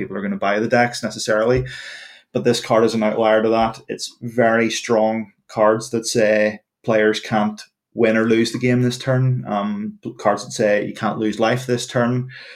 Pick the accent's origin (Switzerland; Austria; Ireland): Ireland; As an Irish person